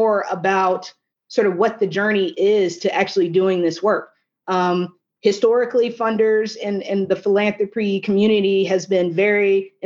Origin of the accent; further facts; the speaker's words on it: Little Rock, Arkansas, United States; now in Washington, D.C., United States; my hometown of Little Rock, Arkansas